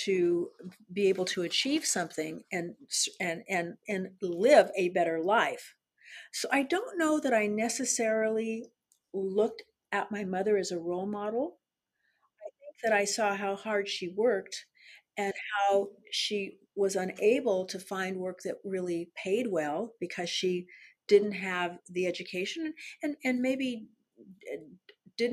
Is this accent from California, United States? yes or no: yes; San Diego, California, United States; I was born in San Diego, California, and I was born at Mercy Hospital